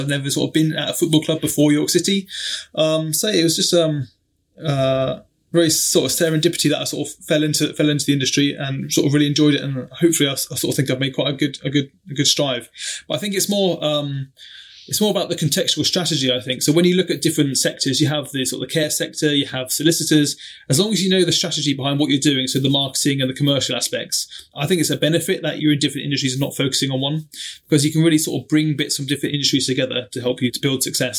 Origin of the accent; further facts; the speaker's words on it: Germany; I'm an army brat myself. So I grew up in Germany, following my dad around as he sort of in the army.